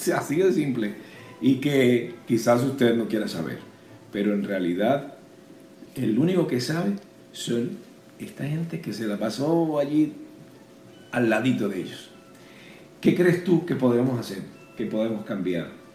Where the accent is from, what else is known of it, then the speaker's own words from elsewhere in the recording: Venezuela; moved away; somos venezolanos